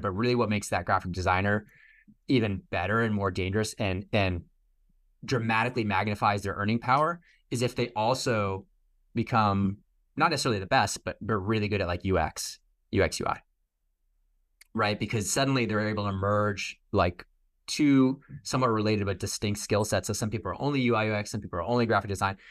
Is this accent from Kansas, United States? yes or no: no; Boston, Massachusetts, United States; also born or lived in New York; I'm from Boston